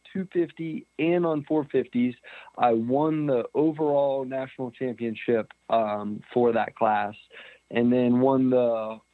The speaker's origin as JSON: {"language": "English", "town": "St. Louisville", "region": "Ohio", "country": "United States", "tie": "born or raised there", "said": "I was born in St. Louisville, Ohio. It's small town, central Ohio, kind of small town USA at its finest"}